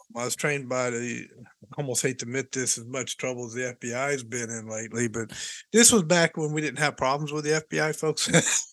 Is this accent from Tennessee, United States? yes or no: yes; Hendersonville, Tennessee, United States; moved away as an adult; also born or lived in Nashville, Tennessee; I was born in Baptist Hospital in Nashville, Tennessee. Raised, yeah. raised. I my my first three years we were in we lived in Nashville, mm-hmm. and then uh, moved to Hendersonville, Tennessee